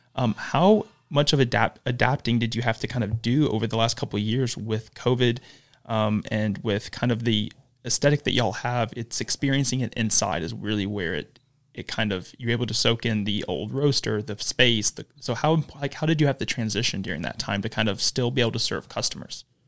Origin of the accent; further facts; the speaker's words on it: Huntsville, Alabama, United States; lived in Huntsville their entire life, like I have